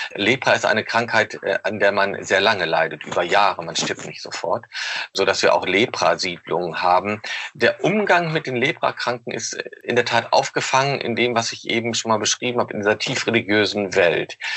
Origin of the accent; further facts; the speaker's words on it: Osnabrück, Lower Saxony, Germany; Ich komme nämlich auch aus Osnabrück